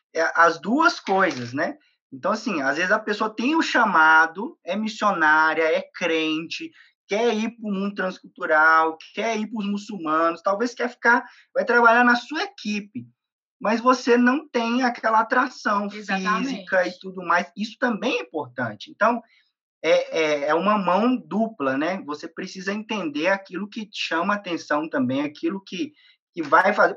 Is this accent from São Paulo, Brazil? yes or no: no; interior of Minas Gerais, Brazil; moved away; also born or lived in Belo Horizonte; eu sou do, do interior eu sou do interior de Minas. É, eu saí de Minas para do, do, interior para vir para Belo Horizonte para poder estudar